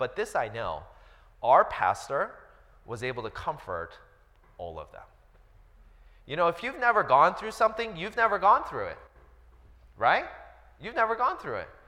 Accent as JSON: {"language": "English", "country": "United States", "tie": "born or raised there", "said": "I was born and raised here in the States"}